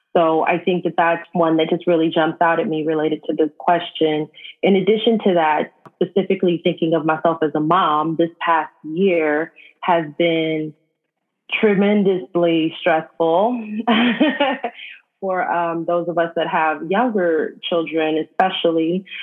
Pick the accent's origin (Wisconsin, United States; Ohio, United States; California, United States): California, United States; Los Angeles; I grew up in South